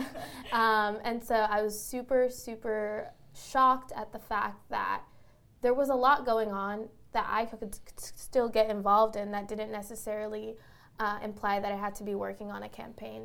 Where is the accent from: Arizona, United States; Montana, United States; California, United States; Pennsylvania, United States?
California, United States; the Bay Area; moved away as an adult; now in New York City, United States; I grew up in the Bay Area and then ended up uh, in a New York City school